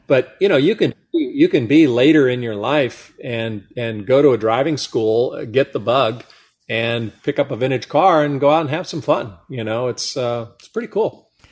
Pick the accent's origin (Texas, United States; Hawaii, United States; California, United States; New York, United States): California, United States; Monterey Peninsula; growing up on the Monterey Peninsula with Laguna Seca Raceway in our backyard